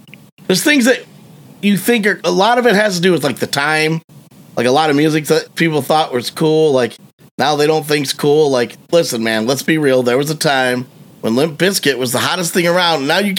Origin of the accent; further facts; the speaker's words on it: Michigan, United States; I'm from Michigan and we have a lot of Faygo here